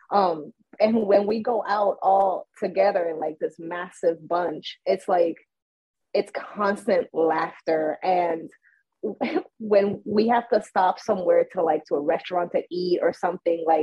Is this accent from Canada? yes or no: no; Puerto Rico; also born or lived in United States; I was born in Puerto Rico, but at one year old I was brought to the United States. So I was uh, you know in the schools here until I was nine. And then once I was nine, my mom, you know, she brought me back to Puerto Rico.